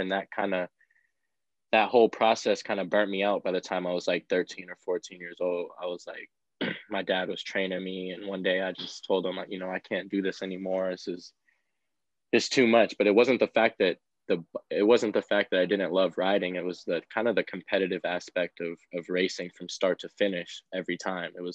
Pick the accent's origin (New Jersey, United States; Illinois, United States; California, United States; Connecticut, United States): California, United States; San Diego; I grew up in San Diego and I started racing BMX first